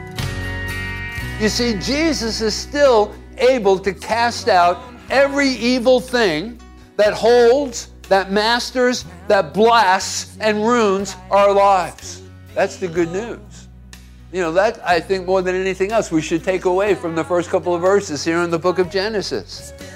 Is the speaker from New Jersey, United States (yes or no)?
yes; Hoboken, New Jersey, United States; I grew up in Hoboken, New Jersey